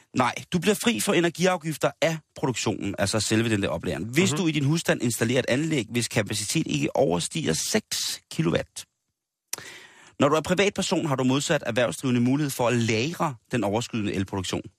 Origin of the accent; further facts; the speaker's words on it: Denmark; som danskere